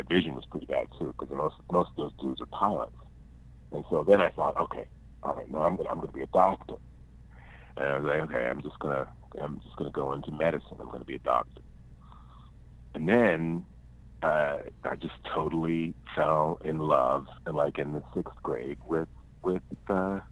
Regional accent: Pittsburgh, Pennsylvania, United States; born or raised there

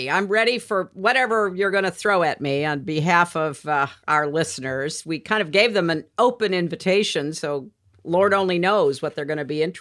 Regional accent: United Kingdom; And as a Brit, James, you know, one of the things that I did last winter

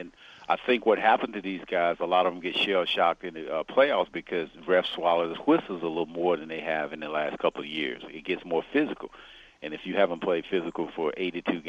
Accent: Macon, Georgia, United States; I grew up in Macon, Georgia

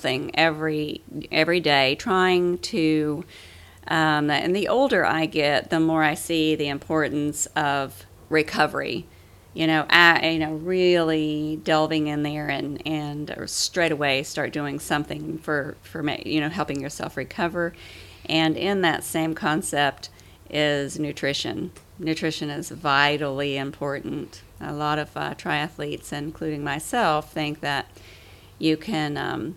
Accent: Clarksville, Tennessee, United States; I am from Clarksville, Tennessee, which is just outside of Nashville

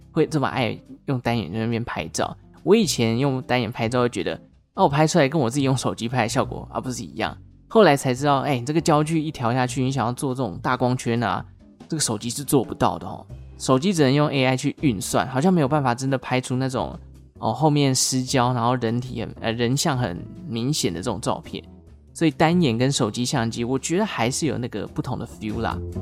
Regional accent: Taichung, Taiwan; 我又是台中人

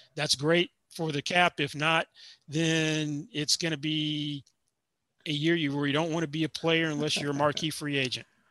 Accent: Nashville, Tennessee, United States; also born or lived in Atlanta, Georgia; now in Las Vegas, United States; growing up in Nashville, we actually had to have snow before high school got canceled.

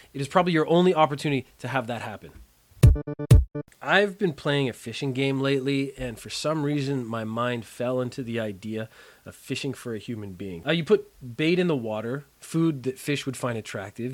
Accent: Canada; I am a Canadian

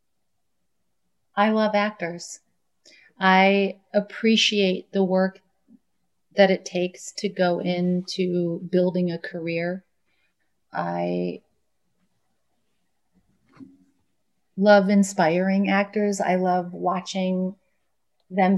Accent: Buffalo, New York, United States; now in New York City, United States; I grew up in Buffalo

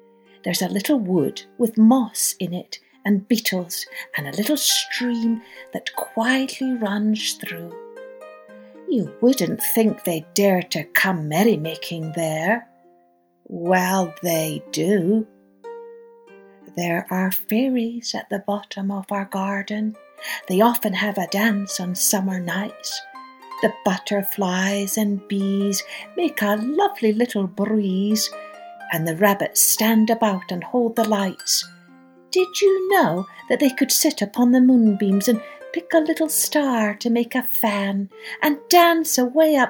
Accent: Scotland, United Kingdom; Although I grew up in Scotland, my father was Irish, and I spent most of my childhood summers in Ireland on my grandparents' farm

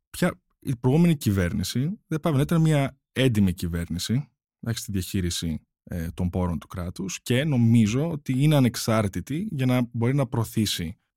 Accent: United States; Και νομίζω είμαστε τρει από την Αμερική. Και νομίζω είμαστε οι μόνοι τρει που τουλάχιστον ε, ξέρω.

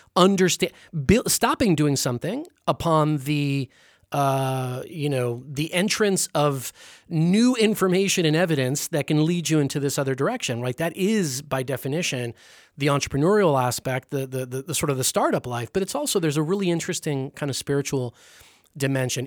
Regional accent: Los Angeles, California, United States; my hometown of L

